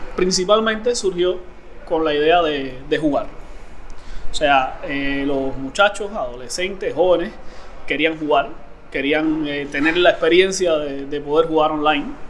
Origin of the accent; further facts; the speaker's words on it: Cuba; vivo en Cuba, nací en Cuba.